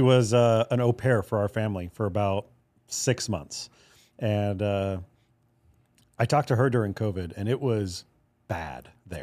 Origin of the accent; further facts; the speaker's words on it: Hawaii, United States; I grew up in Hawaii